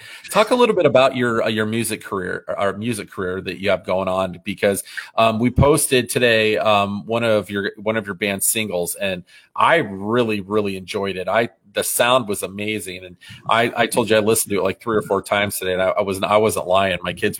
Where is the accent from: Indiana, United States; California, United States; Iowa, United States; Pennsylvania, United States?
Iowa, United States; Des Moines; I grew up in Des Moines